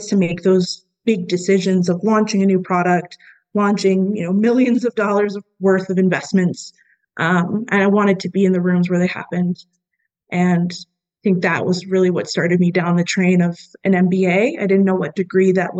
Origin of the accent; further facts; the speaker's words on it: Silver Spring, Maryland, United States; moved away as an adult; now in Virginia, United States; I was born and raised in Silver Spring, Maryland